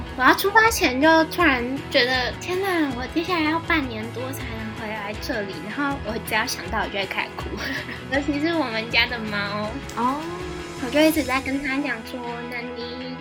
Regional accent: Taiwan; moved away as an adult; now in Madrid, Spain; 所以我就要耿直地说我是台湾啦， 也不是中国人

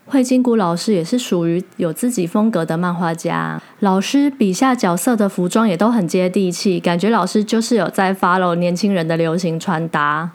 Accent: Taiwan; 在我们台湾人眼里

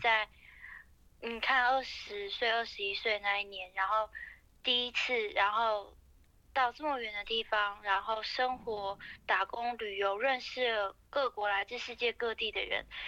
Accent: Taiwan

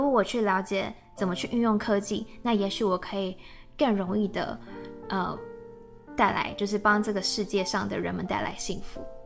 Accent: Taiwan; moved away as an adult; now in Germany; 我是在台湾念书长大，嗯。然后也在台湾工作，所以之前是正大毕业的。那在正大的时候是先念了中文系，后来转广告系

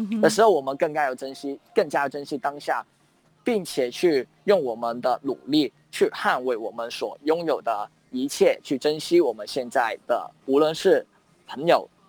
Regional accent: Hong Kong; 有人知道我们是香港人的时候，都会很为我们打气啊，跟和我们说一些勉励的祝福这样子。

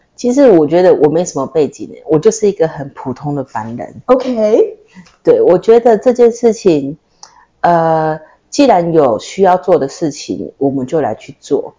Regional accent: Taiwan; 这个课程是专属于我们台湾人的课程

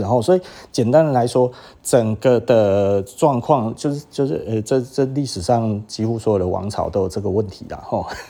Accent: Taiwan; 我们台湾人

